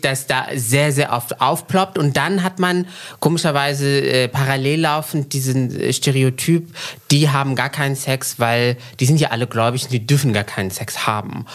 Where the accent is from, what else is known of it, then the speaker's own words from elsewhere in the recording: central Morocco, Morocco; moved away; also born or lived in Frankfurt am Main, Germany; ich bin aufgewachsen in Zentralmarokko in den 90er Jahren in einer sehr konservativen Stadt